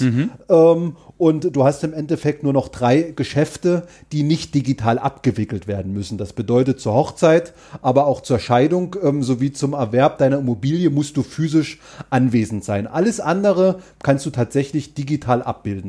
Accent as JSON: {"language": "German", "town": "Görlitz", "region": "Saxony", "country": "Germany", "tie": "born or raised there", "said": "in meiner Heimatstadt ähm, Görlitz-Skorzelitz"}